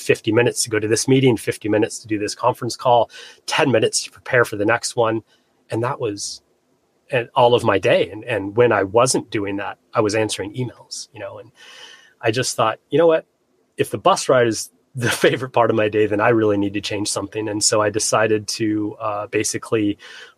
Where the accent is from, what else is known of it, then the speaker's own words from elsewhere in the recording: Flagstaff, Arizona, United States; moved away as an adult; also born or lived in Seattle, Washington; I grew up in Flagstaff, landlocked Arizona